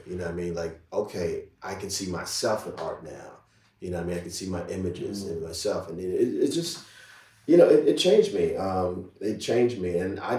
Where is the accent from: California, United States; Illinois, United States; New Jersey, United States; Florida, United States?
New Jersey, United States; Jersey City; I was born and raised in Jersey City, which is literally right across the Hudson River from New York City